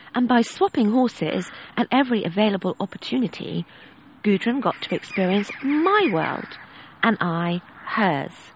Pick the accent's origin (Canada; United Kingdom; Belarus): United Kingdom; England; Being English